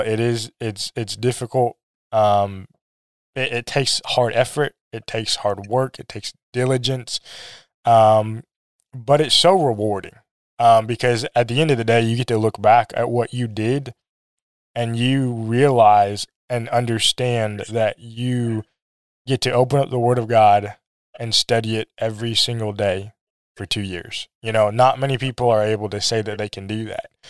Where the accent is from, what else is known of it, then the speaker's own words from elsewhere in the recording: Missouri, United States; also born or lived in South Korea / Minnesota; when I was, like, two, I think we lived, we moved to Missouri. My dad was preaching in Missouri. He preached there for, I think, almost nineteen years. Um, I grew up there